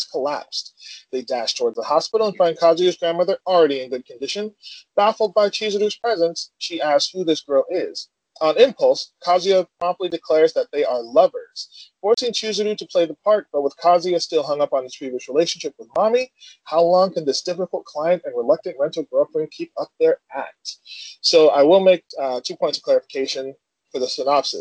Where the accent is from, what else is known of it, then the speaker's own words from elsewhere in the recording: United States; I am from the States.